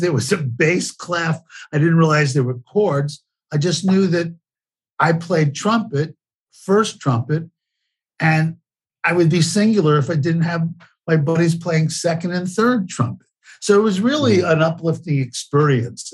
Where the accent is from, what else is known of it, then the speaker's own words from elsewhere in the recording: New York City, New York, United States; I was born and raised in the Bronx, New York